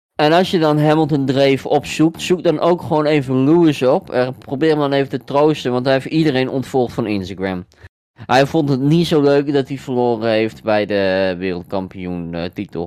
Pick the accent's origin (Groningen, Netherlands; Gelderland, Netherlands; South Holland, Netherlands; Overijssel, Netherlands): Overijssel, Netherlands; Deventer; ik kom uit Deventer